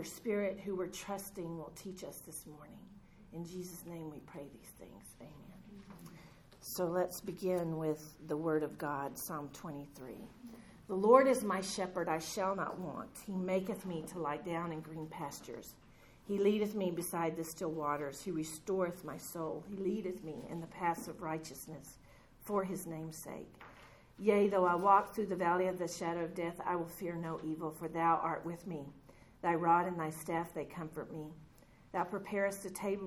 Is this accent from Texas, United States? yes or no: yes; Texas, United States; I was raised in Texas with cattle, but not sheep